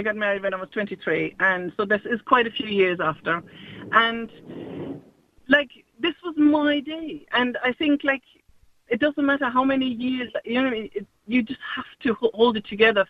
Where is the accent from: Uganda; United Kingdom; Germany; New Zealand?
Germany; now in Ireland; I'm from Germany.